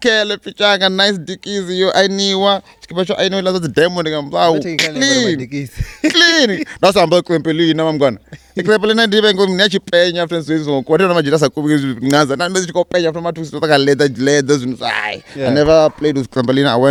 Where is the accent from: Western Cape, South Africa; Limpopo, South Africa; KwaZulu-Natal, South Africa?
Limpopo, South Africa; Venda; now in Thohoyandou, South Africa; I'm a village boy. I came through to town when I was like 10